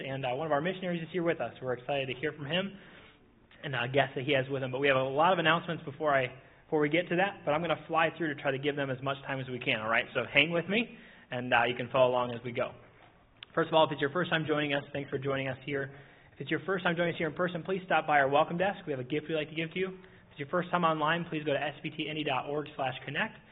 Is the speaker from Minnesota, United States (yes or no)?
yes; Minnesota, United States; moved away; maybe I'm from Minnesota